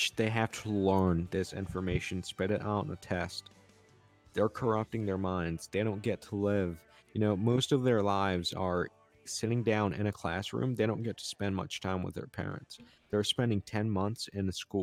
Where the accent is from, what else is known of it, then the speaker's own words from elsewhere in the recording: United States; I'm an American